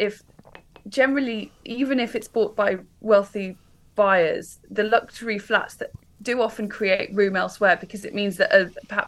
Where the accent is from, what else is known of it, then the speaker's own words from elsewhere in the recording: Warwickshire, West Midlands, United Kingdom; now in London, United Kingdom; I'm from Warwickshire. I grew up in the countryside. I didn't move to London